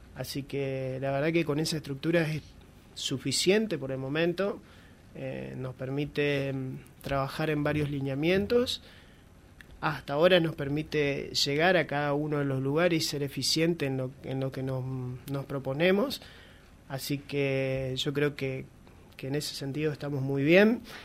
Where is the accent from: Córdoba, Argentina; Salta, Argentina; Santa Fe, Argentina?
Santa Fe, Argentina; northern Santa Fe province, Argentina; como norteños